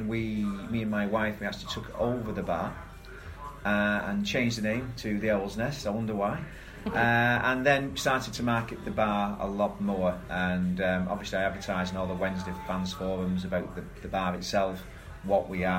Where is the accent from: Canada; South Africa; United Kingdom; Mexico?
United Kingdom; Bolton, North West England; moved away as an adult; now in Malta; I'm a Boltonian. I'm from Lancashire, born and bred Lancashire lad.